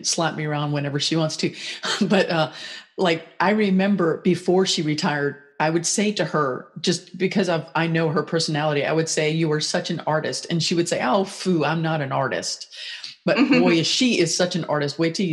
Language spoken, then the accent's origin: English; Lexington, Kentucky, United States; moved away; also born or lived in Florida; I have, in the past 3 years, moved back up to my hometown in Lexington, Kentucky